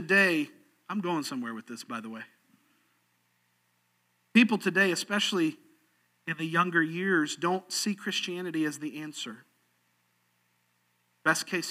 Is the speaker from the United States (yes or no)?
yes; Sarasota, Florida, United States; I was growing up in Sarasota, Florida